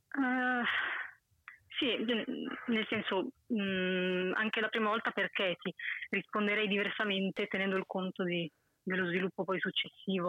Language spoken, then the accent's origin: Italian; Mantua, Lombardy, Italy; sono da Mantova, nord